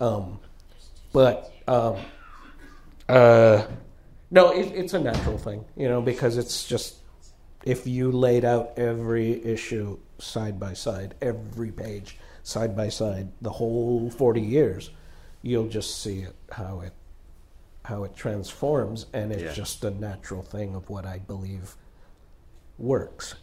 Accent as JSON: {"language": "English", "region": "Southern California", "country": "United States", "said": "we're from Southern California"}